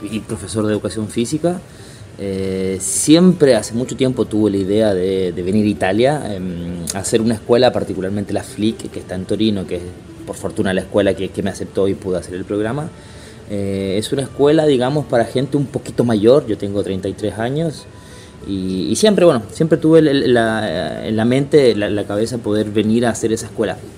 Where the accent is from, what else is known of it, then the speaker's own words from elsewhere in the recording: Chile; moved away as an adult; also born or lived in Buenos Aires, Argentina / Rio de Janeiro, Brazil; now in Italy; llevo casi nueve años fuera de Chile. Eh, creo que mi acento ya no es 100% chileno.